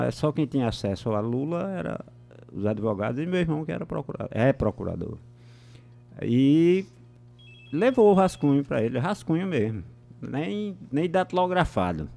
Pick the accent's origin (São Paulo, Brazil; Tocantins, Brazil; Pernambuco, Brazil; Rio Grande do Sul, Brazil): Pernambuco, Brazil; Moxotó region; eu sou da região do Mochotó, que é, é fica vizinho do, do Pajéu